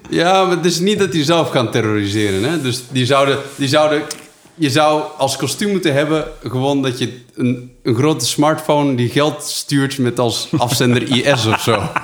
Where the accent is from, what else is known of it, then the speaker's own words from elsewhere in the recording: Netherlands; also born or lived in Flanders; now in Belgium; als Nederlander in Vlaanderen